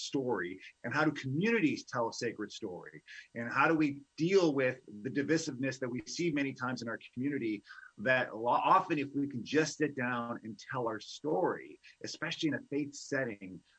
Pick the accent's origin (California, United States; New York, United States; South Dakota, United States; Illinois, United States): Illinois, United States; Chicago; I'm from Chicago